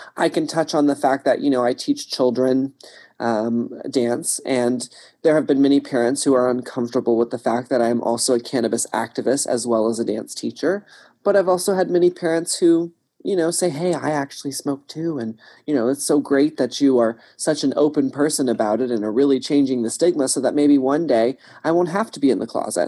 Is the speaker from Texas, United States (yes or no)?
yes; Texas, United States; I grew up in Texas